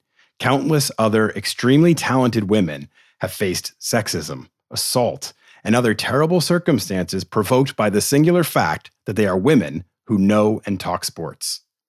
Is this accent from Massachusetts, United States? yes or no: yes; Boston, Massachusetts, United States; accent: Boston; moved away; I'm from Boston and I've got no accent until I go home.